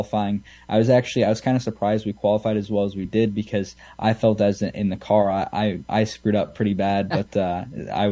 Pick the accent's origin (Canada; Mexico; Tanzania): Canada; what we have here in Canada